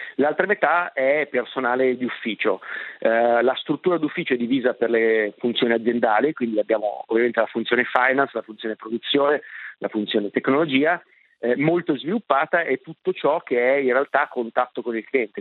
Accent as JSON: {"language": "Italian", "town": "Milan", "region": "Lombardy", "country": "Italy", "tie": "born or raised there", "said": "Enrico ed io siamo milanesi, nati e cresciuti a Milano"}